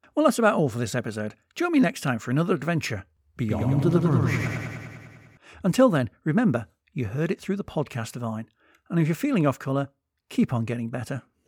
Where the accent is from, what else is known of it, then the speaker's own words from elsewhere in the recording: United Kingdom; also born or lived in Liverpool; I'm British